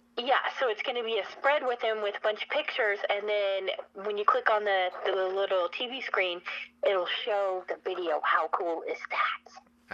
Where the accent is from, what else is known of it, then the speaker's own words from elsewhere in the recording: Spokane, Washington, United States; I'm from Spokane, Washington